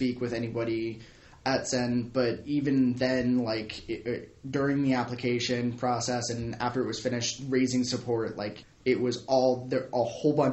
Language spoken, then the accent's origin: English; Southern California, United States; Southern California.